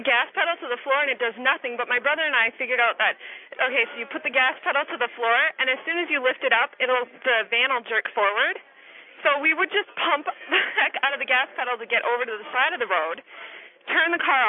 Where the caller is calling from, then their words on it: Hudson, Wisconsin, United States; I'm from Hudson, Wisconsin.